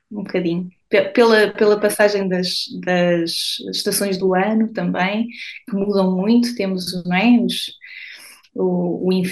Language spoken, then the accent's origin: Portuguese; Douro, Norte, Portugal; como eu sou do Douro